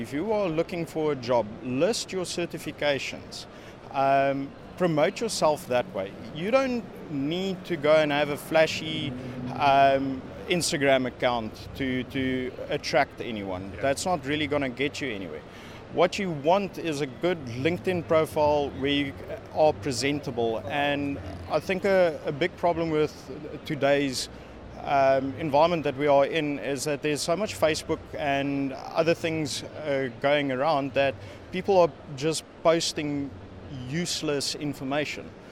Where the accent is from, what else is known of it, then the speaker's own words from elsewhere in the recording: South Africa; moved away as an adult; now in Netherlands; I'm originally from South Africa, now living in the Netherlands.